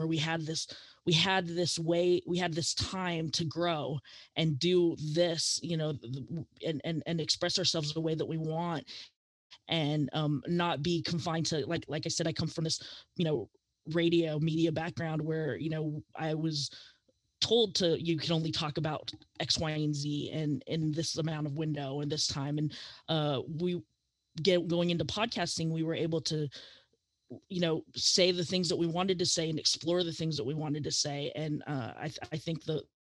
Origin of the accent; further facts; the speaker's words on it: California, United States; growing up in California and growing up in a Filipino household